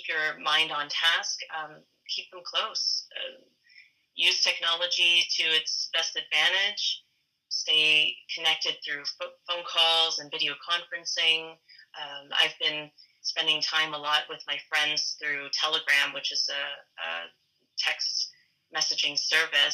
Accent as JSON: {"language": "English", "town": "Fredericton", "region": "New Brunswick", "country": "Canada", "tie": "born or raised there", "also_born_or_lived": "Hong Kong", "said": "I grew up in Fredericton, New Brunswick. I was born in Hong Kong"}